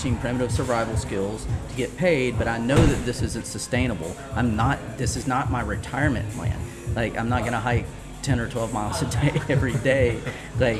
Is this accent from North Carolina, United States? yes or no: yes; Charlotte, North Carolina, United States; also born or lived in Asheville, North Carolina; I grew up in the Charlotte area